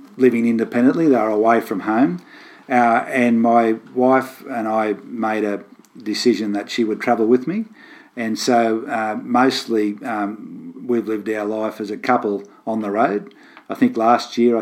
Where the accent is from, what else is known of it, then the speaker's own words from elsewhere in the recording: Gravesend, New South Wales, Australia; I grew up on a farm near Gravesend, which is a little village in the northwest between Moree and Inverell. And I've lived all my life within 50 kilometres of where I grew up